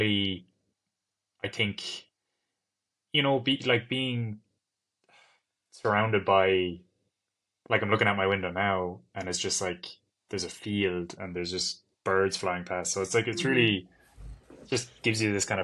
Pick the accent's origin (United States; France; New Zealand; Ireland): Ireland; growing up in Ireland and always being in Ireland